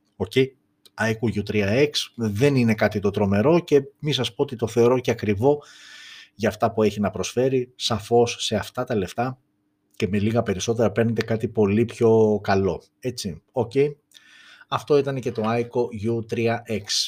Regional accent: Greece; είμαστε Έλληνες, είμαστε περήφανοι που είμαστε Έλληνες

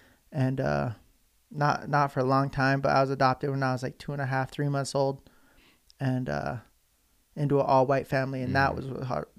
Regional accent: Salt Lake City, Utah, United States; I was born here in Salt Lake, here in the 801, at the University of Utah, actually.

